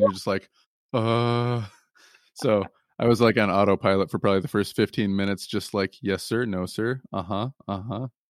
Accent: Lansing, Michigan, United States; moved away; I'm originally from the Lansing, Michigan area

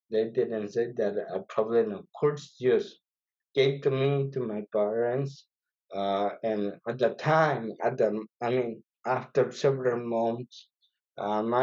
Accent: Tegucigalpa, Francisco Morazán, Honduras; English is a second language; moved away as an adult; now in Michigan, United States; Well, I am from Honduras. Uh, I did born in Tegucigalpa, which is the capital of Honduras.

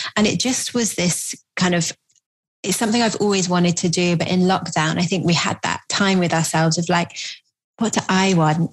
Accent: Bristol, South West England, United Kingdom; I grew up in Bristol

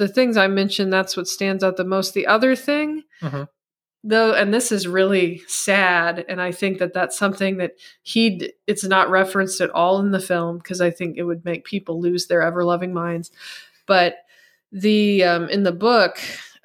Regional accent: Missouri, United States; first language English; I grew up in the Midwest in Missouri and the United States speaking English

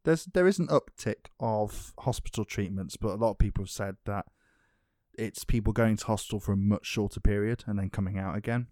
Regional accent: England, United Kingdom; I'm English

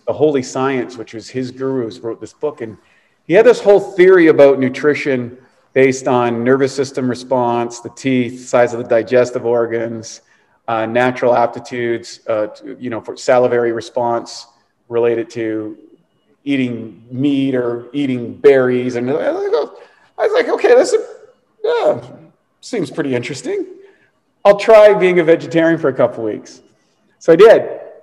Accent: East Coast of Canada, Canada; I was a Canadian kid growing up on the East Coast in a very rural place.

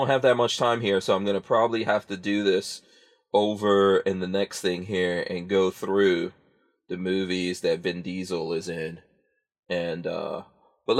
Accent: New York City, New York, United States; growing up in New York City

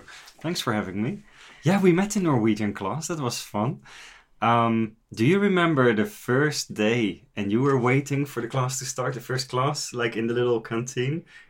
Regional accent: Netherlands; moved away as an adult; also born or lived in England / Lake District, England; now in Oslo, Norway; I'm from the Netherlands. Before I came to Norway, I actually used to live in England for 8.5 years. So I have been away from the Netherlands for over 10 years already

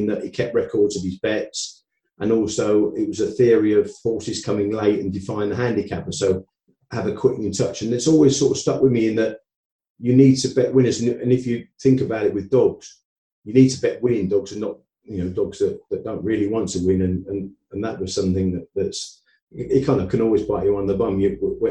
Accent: Boston, East Midlands, United Kingdom; moved away; also born or lived in Essex; when I moved to Essex from, I come from Boston in Lincolnshire originally

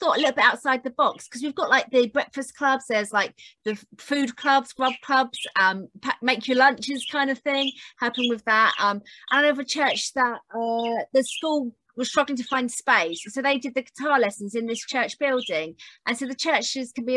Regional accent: Wokingham, South East England, United Kingdom; I'm from Wokingham.

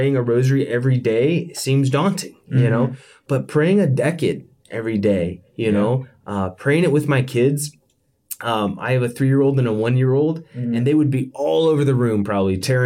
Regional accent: Yorktown, Virginia, United States; moved away; back home, back where I grew up in Yorktown, Virginia

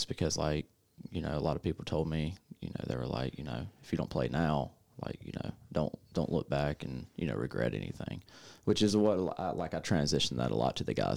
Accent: Greenville-Spartanburg area, South Carolina, United States; moved away as an adult; now in McCook, United States; I'm from South Carolina, born and raised in, like, the Greenville-Spartanburg area, which is, like, the upstate of South Carolina

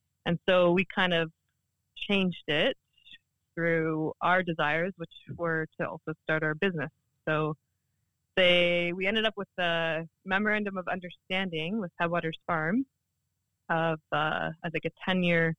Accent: Oshawa, Ontario, Canada; now in Port Hope, Canada; I grew up in Oshawa

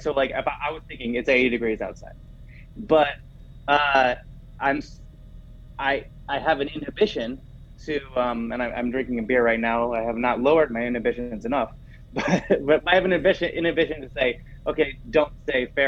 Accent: Grand Rapids, Michigan, United States; moved away as an adult; also born or lived in Beijing, China; I'm from West Michigan, just outside of Grand Rapids, or spent my life in and around Grand Rapids, or my childhood

